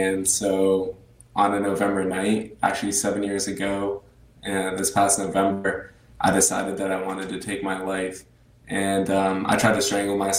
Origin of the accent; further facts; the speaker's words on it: Portland, Maine, United States; born and raised Portland, Maine. I went to Cape Elizabeth Middle School, High School